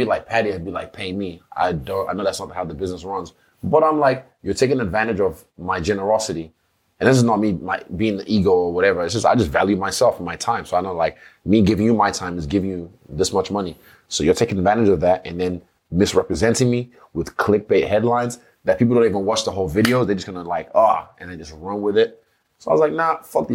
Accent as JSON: {"language": "English", "country": "Nigeria", "tie": "born or raised there", "said": "growing up in Nigeria"}